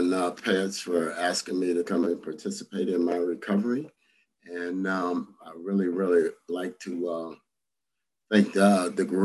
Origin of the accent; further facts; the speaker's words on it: Santa Ana, California, United States; I grew up here in Orange County and in Santa Ana, to be exact